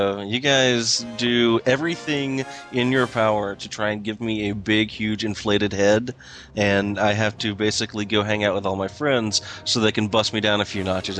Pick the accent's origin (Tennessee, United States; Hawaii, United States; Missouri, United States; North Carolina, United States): Tennessee, United States; Chattanooga; I grew up in Chattanooga, which is really, really close to Atlanta.